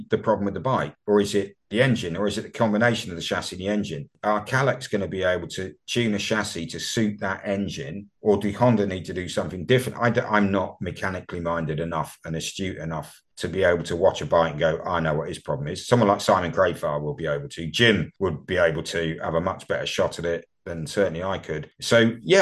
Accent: United Kingdom; you and I both happen to be Brits

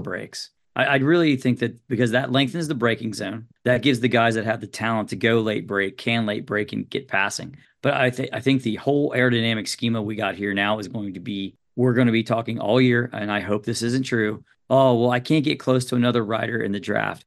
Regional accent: United States; for me as an American

